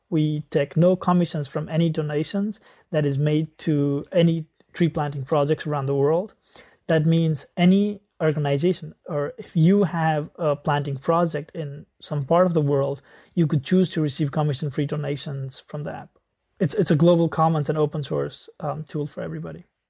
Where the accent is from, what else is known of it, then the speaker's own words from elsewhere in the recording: Nepal; I grew up in Nepal